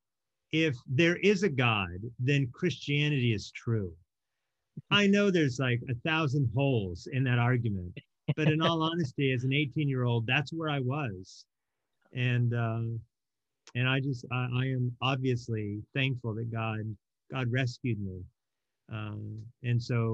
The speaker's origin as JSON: {"language": "English", "region": "Oregon", "country": "United States", "tie": "born or raised there", "also_born_or_lived": "Hawaii", "said": "I ended up growing up in Oregon with my mom"}